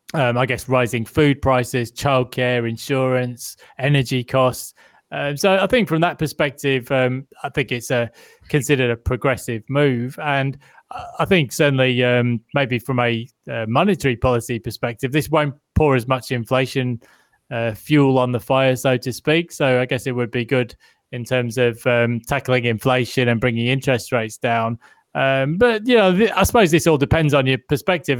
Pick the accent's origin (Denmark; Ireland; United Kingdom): United Kingdom; now in Australia; being a Brit